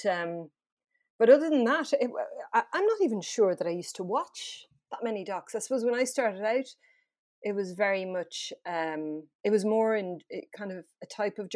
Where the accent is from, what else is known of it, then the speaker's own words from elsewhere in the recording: France; moved away; I grew up in France